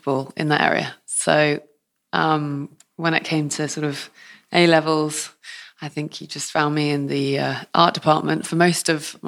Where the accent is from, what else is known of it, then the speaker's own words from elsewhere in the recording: Truro, South West England, United Kingdom; I'm from Cornwall, born in Truro, Trelesk Hospital. And, of course, then went to school in Cornwall.